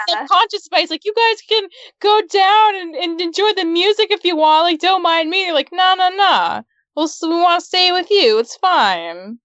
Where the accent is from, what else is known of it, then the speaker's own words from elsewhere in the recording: Utah, United States; I grew up in Utah